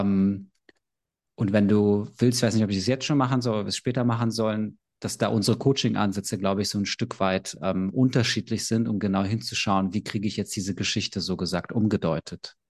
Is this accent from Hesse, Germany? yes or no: no; Berlin, Germany; ich bin aus Berlin, ich bin 32